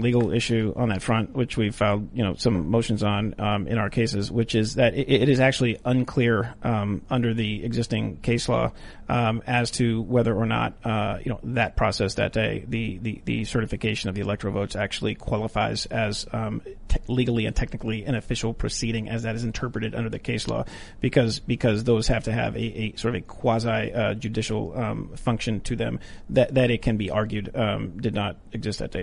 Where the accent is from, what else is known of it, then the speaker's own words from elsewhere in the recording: Western Pennsylvania, United States; I'm from Western Pennsylvania